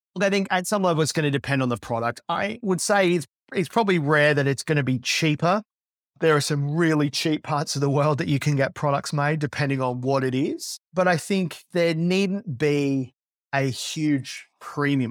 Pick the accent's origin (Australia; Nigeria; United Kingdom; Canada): Australia; moved away as an adult; also born or lived in Silicon Valley, United States; as an Aussie that lived there for twelve years